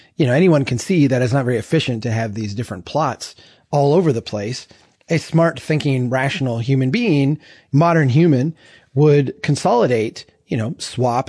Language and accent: English; central Minnesota, United States; my hometown here in central Minnesota